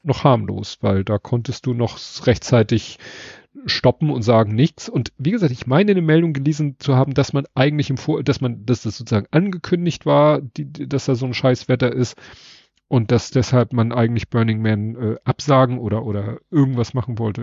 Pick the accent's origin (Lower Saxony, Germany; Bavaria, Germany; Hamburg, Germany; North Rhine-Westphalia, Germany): Hamburg, Germany; Hamburger meines, äh, meiner Generation